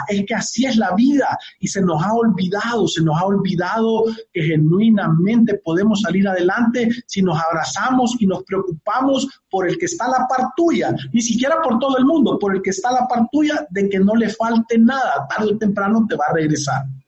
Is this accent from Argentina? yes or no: no; El Salvador; Nosotros como salvadoreños